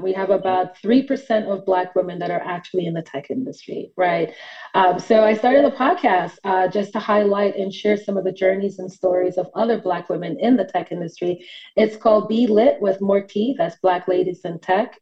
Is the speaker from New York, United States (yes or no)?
yes; New York City, New York, United States; moved away as an adult; now in Atlanta, United States; I am from New York City, uh, not born, but raised in Brooklyn, New York, and recently just moved to Atlanta about a year ago for work